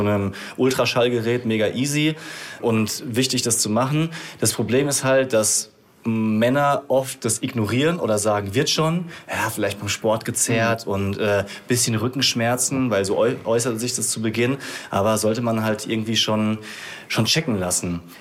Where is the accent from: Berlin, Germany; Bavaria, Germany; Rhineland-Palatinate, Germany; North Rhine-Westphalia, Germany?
Rhineland-Palatinate, Germany; ich habe dann halt zu meinen Wurzeln zurückgefunden, weil ich komme aus der Pfalz